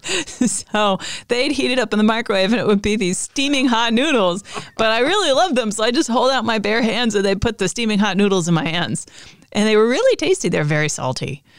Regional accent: United States; I'm an American

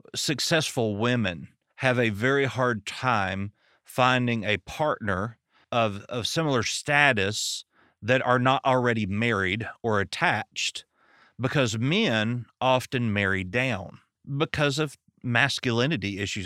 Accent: American South, United States; accent: southern

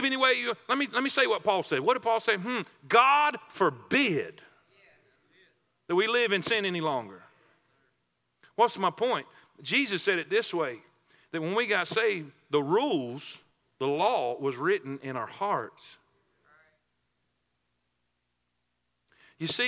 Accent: South Florida, United States; I grew up in South Florida around orange trees and grapefruit trees

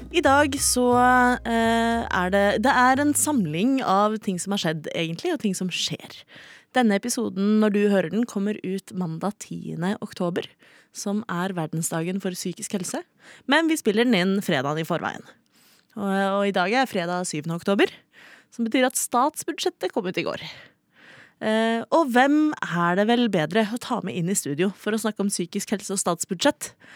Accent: Oslo, Norway; jeg er fra Oslo

